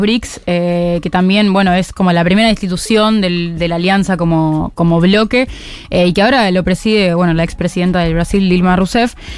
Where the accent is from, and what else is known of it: Argentina